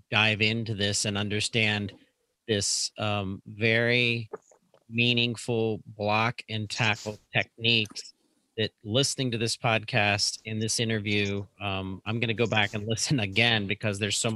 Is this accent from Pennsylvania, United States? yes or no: yes; Brownsville, Pennsylvania, United States; my hometown, which is Brownsville, Pennsylvania, in the greater Pittsburgh area